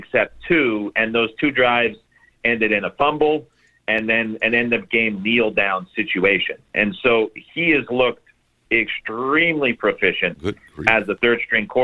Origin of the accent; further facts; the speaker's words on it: Canada; being Canadian